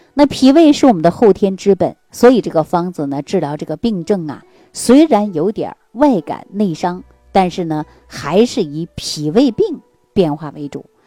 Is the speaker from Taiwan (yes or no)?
no; China; 对于我们中国人的体质来讲